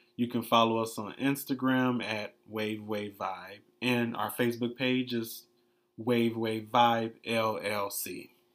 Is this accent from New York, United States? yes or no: no; Detroit, Michigan, United States; moved away as an adult; now in Miami, United States; born and raised in Detroit, Michigan.